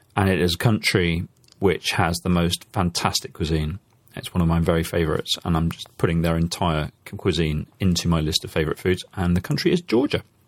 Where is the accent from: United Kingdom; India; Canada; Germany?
Germany; now in Belgium; I'm a German who lives in Belgium